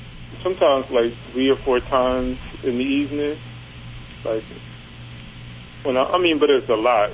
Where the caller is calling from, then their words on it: Cleveland, Ohio, United States; Cleveland, Ohio.